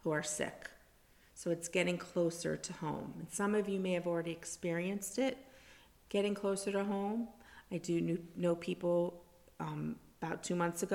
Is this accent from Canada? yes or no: no; South Florida, United States; also born or lived in New Jersey; born and raised in South Florida, except for a little bit of New Jersey in there.